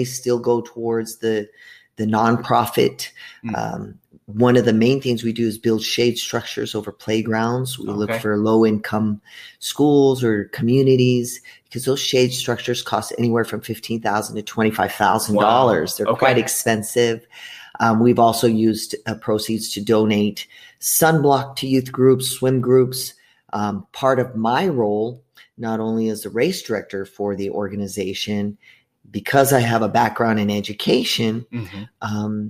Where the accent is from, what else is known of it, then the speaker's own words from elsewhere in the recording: El Paso, Texas, United States; also born or lived in Mesa, Arizona; now in Gilbert, United States; I was actually born in El Paso, Texas, moved to Mesa, which is right next to Gilbert, in 1978